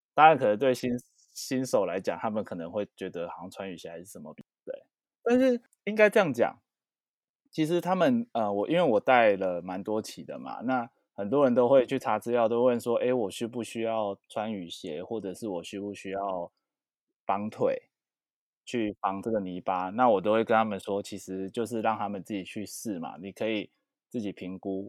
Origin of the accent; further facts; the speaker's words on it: Taipei, Taiwan; 是哦，我也是台北人